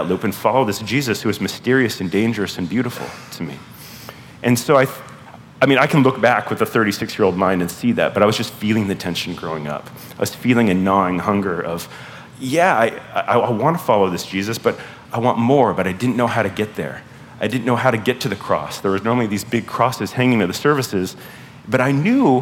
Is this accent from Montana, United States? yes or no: no; Southern California, United States; now in Pacific Northwest, United States; grew up in Southern California in an evangelical church